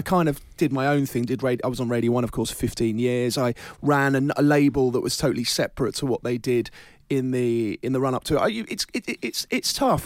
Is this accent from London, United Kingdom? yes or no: yes; London, United Kingdom; I'm a Londoner born and bred